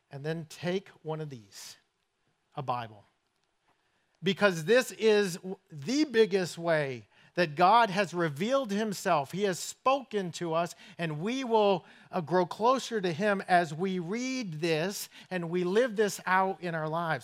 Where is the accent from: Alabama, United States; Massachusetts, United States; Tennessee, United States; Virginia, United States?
Massachusetts, United States; Somerset; accent: northern; moved away; I grew up in southern New England in a place called Somerset, Massachusetts